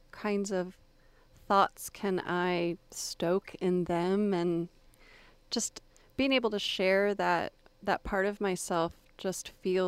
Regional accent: Florida, United States; born or raised there; also born or lived in Texas

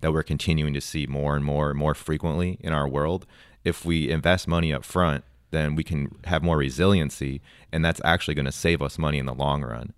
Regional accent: Wisconsin, United States; moved away as an adult; now in Texas, United States; I was born and raised in Wisconsin

